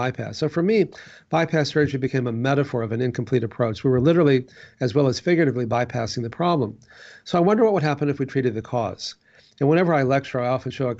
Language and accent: English; Texas, United States; growing up in Texas